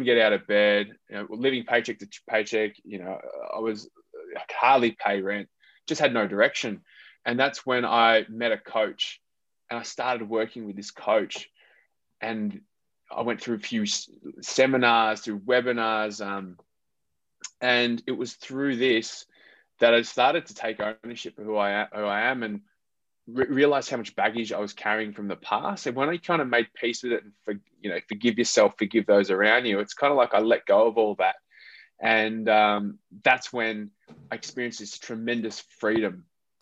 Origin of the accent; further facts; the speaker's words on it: Australia; moved away as an adult; also born or lived in Philippines; I am half Filipino and I'm half Australian.